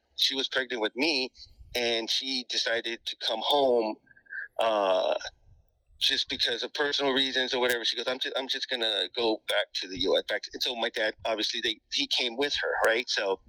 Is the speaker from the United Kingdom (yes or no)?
no; United States; there's the American culture that we're used to Americanized growing up here. And then we also have our traditional culture in Mexico.